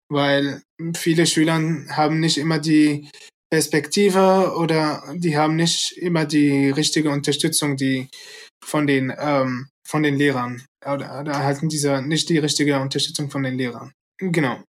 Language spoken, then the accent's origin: German; Syria; now in Germany; ich komme äh, ursprünglich aus Syrien. Seit acht Jahren lebe ich in, in Deutschland